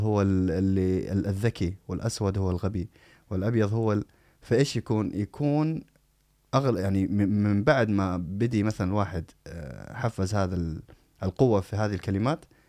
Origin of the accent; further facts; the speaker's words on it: Saudi Arabia; accent: Saudi; moved away; also born or lived in United States; انا انسان مولود في السعوديه بمعنى انه هذه هذه لهجتي